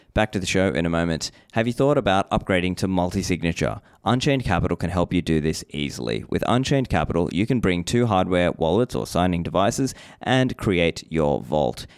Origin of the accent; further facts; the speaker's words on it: Sri Lanka; I was born in Sri Lanka